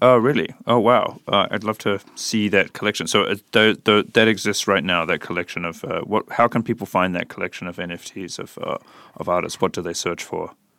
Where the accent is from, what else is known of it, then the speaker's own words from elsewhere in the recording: New Zealand; now in Berlin, Germany; I'm from New Zealand